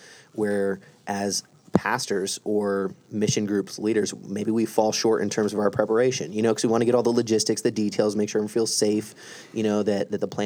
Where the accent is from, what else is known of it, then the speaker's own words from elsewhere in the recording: United States; we're American